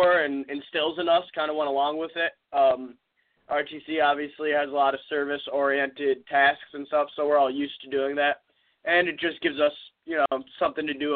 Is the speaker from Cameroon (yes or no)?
no; Hartford, Connecticut, United States; I'm from Hartford, Connecticut.